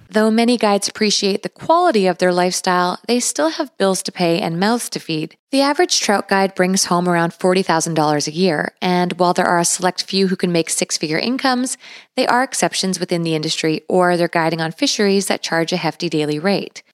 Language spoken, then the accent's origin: English; British Columbia, Canada; I was also born and raised in British Columbia